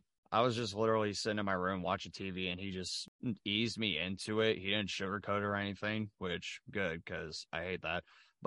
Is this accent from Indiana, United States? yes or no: yes; Rushville, Indiana, United States; I found independent wrestling pretty close to my hometown, actually, of Rushville, Indiana.